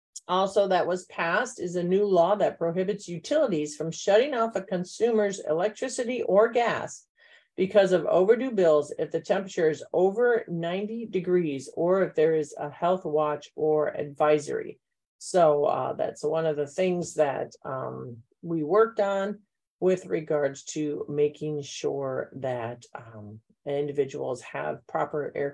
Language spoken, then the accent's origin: English; Wheaton, Illinois, United States; I grew up in Wheaton